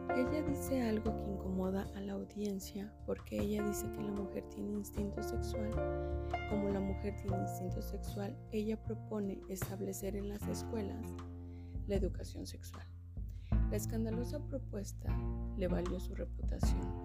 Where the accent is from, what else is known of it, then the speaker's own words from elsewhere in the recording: Mexico; Como mujer, como mexicana y como madre